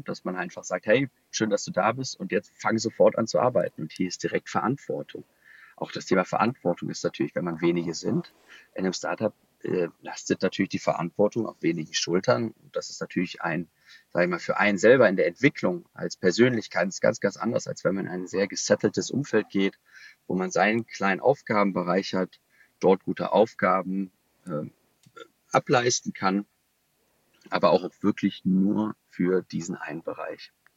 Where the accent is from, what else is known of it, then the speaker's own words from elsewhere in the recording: Düsseldorf, North Rhine-Westphalia, Germany; gebürtiger Düsseldorfer